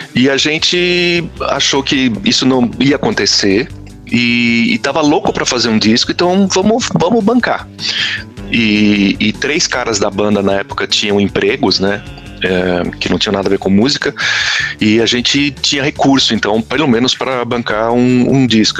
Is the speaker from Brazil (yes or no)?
yes; São Paulo, Brazil; eu nasci em São Paulo